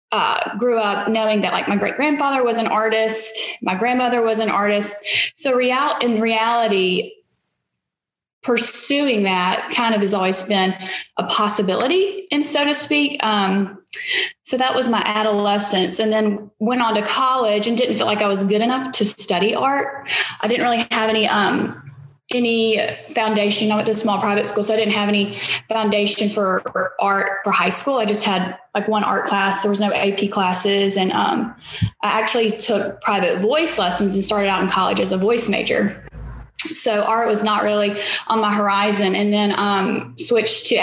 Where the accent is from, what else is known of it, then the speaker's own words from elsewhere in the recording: Opelika, Alabama, United States; now in Jackson, United States; I'm originally from Alabama, east central part of the state. Opelika is outside of Auburn, and I grew up on a farm